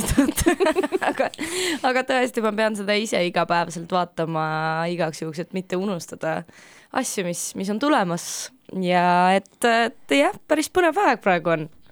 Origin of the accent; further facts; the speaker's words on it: Ida-Viru County, Estonia; ma olen äh, pärit äh, Ida-Virumaalt